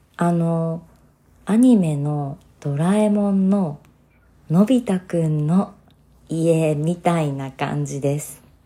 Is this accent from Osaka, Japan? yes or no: yes; Osaka, Japan; moved away as an adult; also born or lived in Hokkaido; 今は大阪の実家にいます